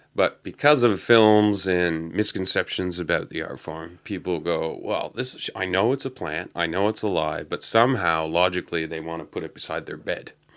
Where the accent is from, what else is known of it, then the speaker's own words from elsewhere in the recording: Canada; moved away; I grew up in Canada